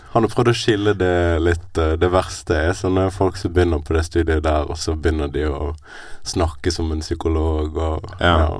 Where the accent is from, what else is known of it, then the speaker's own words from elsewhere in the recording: Bergen, Vestland, Norway; Jeg er født og oppvokst i Bergen